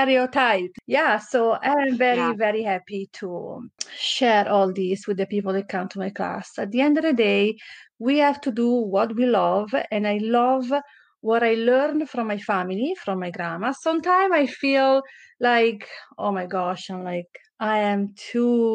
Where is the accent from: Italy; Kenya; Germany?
Italy; Valtellina, near Lake Como, Lombardy; English is a second language; moved away as an adult; also born or lived in Naples, Italy; now in Canada; I was born in Naples in South Italy, but I grew up by Como Lake in North Italy in a valley called Valtellina, a very small town